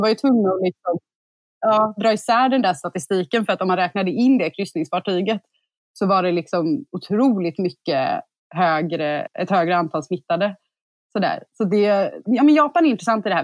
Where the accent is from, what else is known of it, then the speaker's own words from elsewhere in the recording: Sweden; som svensk